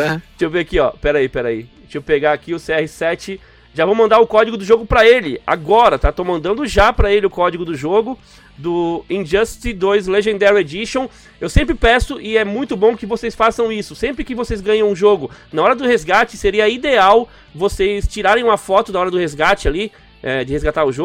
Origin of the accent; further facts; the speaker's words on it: Santa Bárbara d'Oeste, São Paulo, Brazil; Sou de Santa Bárbara do Oeste, interior de São Paulo.